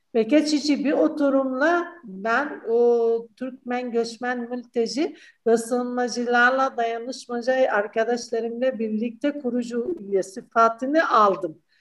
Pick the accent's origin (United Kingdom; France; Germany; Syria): Syria; Turkish is a second language; moved away as an adult; now in Turkey